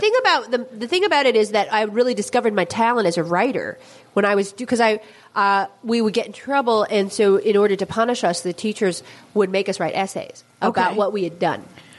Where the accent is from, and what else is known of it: San Francisco, California, United States; born or raised there